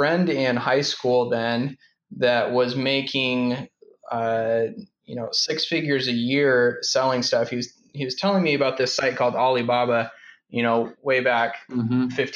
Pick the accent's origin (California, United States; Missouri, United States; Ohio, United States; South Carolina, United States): California, United States; Fresno; also born or lived in Idaho / South Africa; now in San Diego, United States; I grew up in Fresno, Central California